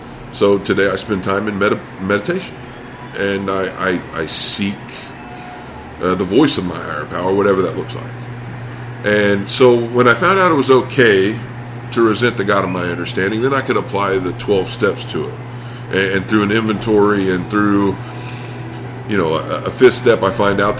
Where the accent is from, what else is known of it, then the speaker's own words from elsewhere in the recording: Indiana, United States; I grew up in the Bible Belt, Indiana